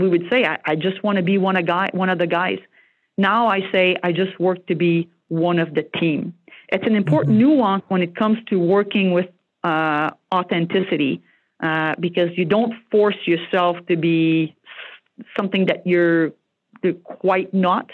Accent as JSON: {"language": "English", "town": "Joliette", "region": "Quebec", "country": "Canada", "tie": "born or raised there", "first_language": "French", "second_language": "English", "moved": "yes", "said": "I'm from Joliette, Quebec. It's a small blue-collar French-speaking"}